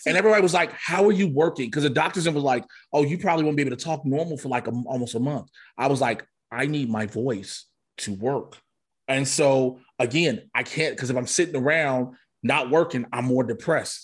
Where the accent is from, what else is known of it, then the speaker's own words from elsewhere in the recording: Chicago, Illinois, United States; I grew up in Chicago in the nineties